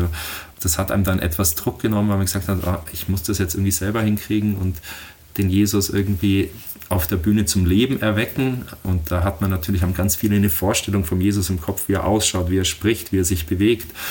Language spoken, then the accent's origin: German; Oberammergau, Bavaria, Germany; Also ich bin in Oberammergau geboren und hier aufgewachsen